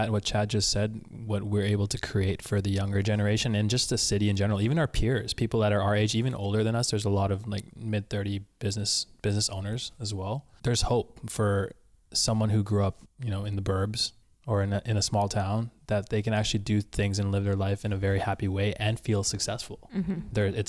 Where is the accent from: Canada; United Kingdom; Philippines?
Philippines; Because I mean, as a Filipino, your Zeus would be Jesus and Hades would be the devil, right?